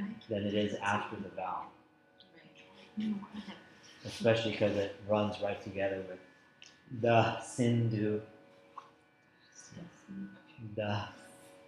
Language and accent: English; South India, India; I'm from South India